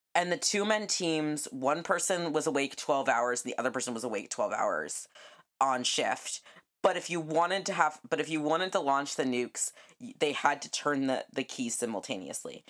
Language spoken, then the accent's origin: English; New Mexico, United States; I grew up in New Mexico